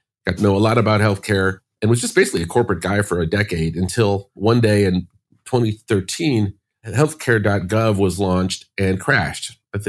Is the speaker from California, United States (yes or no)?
no; Chicago, Illinois, United States; I grew up in Chicago, went to college.